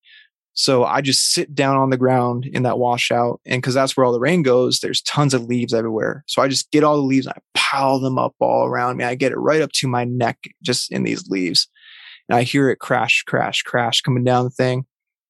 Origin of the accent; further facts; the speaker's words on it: Vermont, United States; where I grew up in Vermont